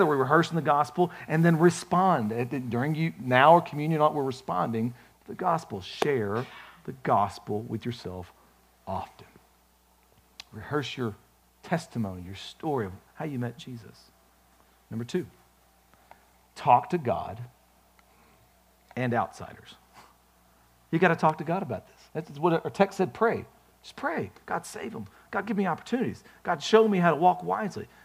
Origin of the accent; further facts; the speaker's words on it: United States; I'm an American